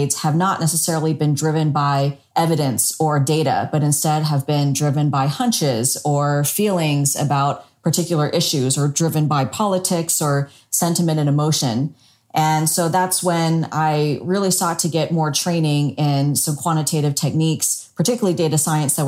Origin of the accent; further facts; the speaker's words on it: South Carolina, United States; now in Singapore; since I was a small child growing up in South Carolina